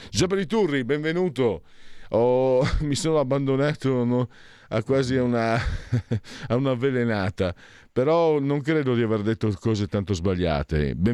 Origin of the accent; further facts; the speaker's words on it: France; Italian is a second language; Eh, io, io, sono francese, ma certe volte sono peggio loro, devo dire la verità, o siamo peggio noi, siamo considerato francese.